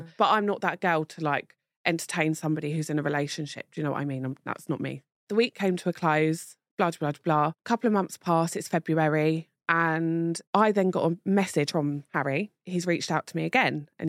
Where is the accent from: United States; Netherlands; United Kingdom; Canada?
United Kingdom; Hertfordshire, East of England; I'm from Hertfordshire.